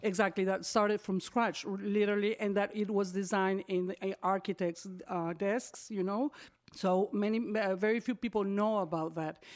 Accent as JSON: {"language": "English", "town": "Cancun", "region": "Quintana Roo", "country": "Mexico", "tie": "born or raised there", "also_born_or_lived": "Brazil / Belgium", "said": "I arrived in Cancun when I was nine years old with my parents and my sisters"}